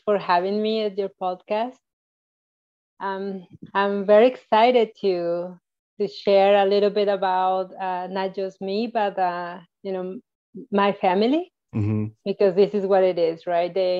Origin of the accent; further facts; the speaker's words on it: Mexico; moved away as an adult; now in United States; I was born in Mexico. And I lived in Mexico until I got married. So once I got married, I moved to the United States.